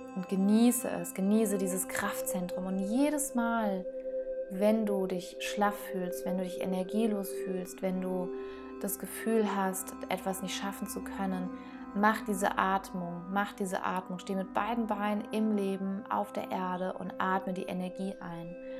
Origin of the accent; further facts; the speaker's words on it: Germany; hier bei uns in Deutschland